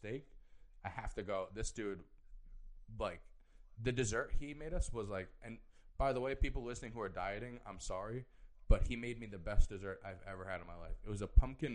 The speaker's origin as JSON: {"language": "English", "region": "New York", "country": "United States", "said": "I'm from New York"}